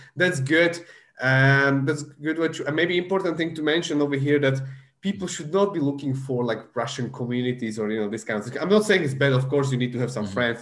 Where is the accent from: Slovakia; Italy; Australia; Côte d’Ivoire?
Slovakia; English is a second language; moved away; I'm from Central Europe, from Slovakia